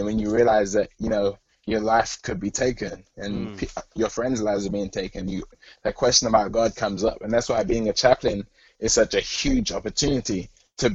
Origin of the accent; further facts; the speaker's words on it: London, United Kingdom; moved away as an adult; also born or lived in Alabama / Boston; now in California, United States; I'm from London, England. I grew up there. My dad was a pastor in the South England Conference for 35 years. And then when I was 18, I moved to Alabama to go to Oakwood.